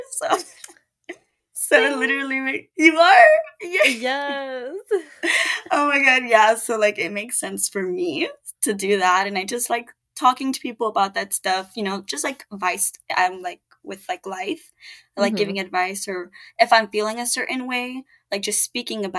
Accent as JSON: {"language": "English", "town": "Miami", "region": "Florida", "country": "United States", "tie": "born or raised there", "said": "I grew up in Miami"}